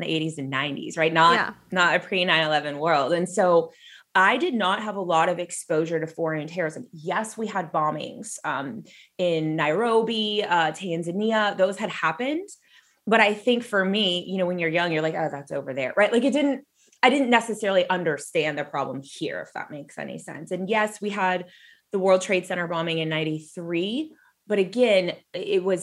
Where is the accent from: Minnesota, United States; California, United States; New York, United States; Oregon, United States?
California, United States; Southern; I grew up in Southern California